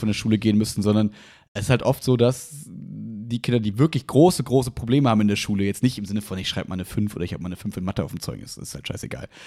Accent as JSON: {"language": "German", "country": "Germany", "said": "bei uns in Deutschland"}